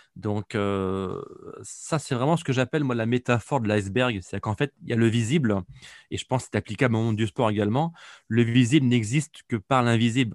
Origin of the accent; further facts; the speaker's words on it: Nantes, Pays de la Loire, France; je suis un Nantais d'origine